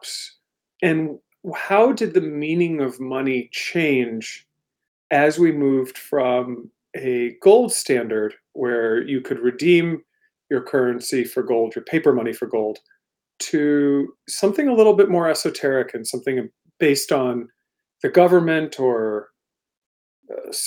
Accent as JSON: {"language": "English", "area": "Washington, D.C. area", "region": "Maryland", "country": "United States", "tie": "born or raised there", "also_born_or_lived": "London, United Kingdom", "moved": "as an adult", "lives_now": "Portland, United States", "said": "I grew up in the Washington, D.C. area, actually in Maryland"}